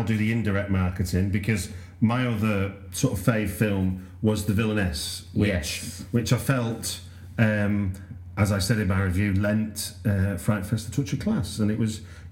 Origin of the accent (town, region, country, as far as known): United Kingdom